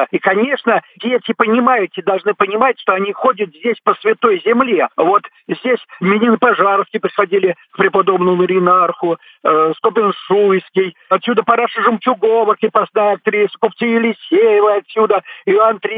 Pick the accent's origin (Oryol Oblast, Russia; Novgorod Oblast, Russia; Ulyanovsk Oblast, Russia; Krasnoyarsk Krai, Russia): Novgorod Oblast, Russia; also born or lived in Krasnodar Krai; я родился, Э, в Краснодарском крае. Потом снова мы приехали в Новгородскую область.